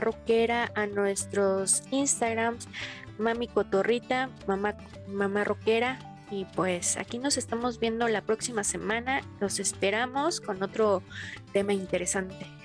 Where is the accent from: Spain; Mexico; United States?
Mexico; soy orgullosamente mexicana